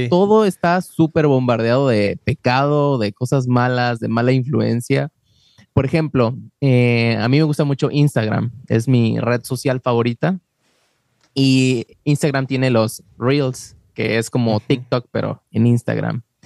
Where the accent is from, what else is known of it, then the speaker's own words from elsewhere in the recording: Mexico; now in Wisconsin, United States; yo soy de México